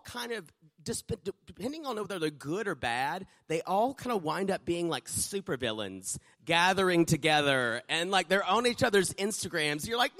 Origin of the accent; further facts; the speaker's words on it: South Carolina, United States; moved away; I was born in South Carolina